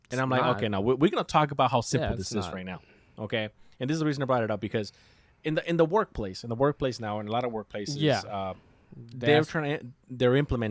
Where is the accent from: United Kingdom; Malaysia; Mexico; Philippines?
Mexico; now in United States; I love my country. You know, I come from Mexico and I love it.